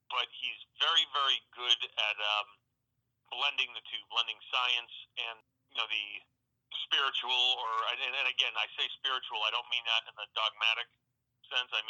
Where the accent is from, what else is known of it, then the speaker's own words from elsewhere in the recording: North Oxford, Massachusetts, United States; moved away as an adult; also born or lived in Louisville, Kentucky / Los Angeles, California / Florida; I'm home right now, uh, where I grew up in North Oxford, Massachusetts.